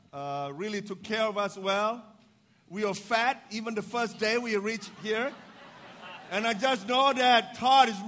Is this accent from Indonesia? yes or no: yes; Indonesia; moved away as an adult; also born or lived in Chicago, United States; I was born in Indonesia, but I'm the minority because I was Chinese by descendant.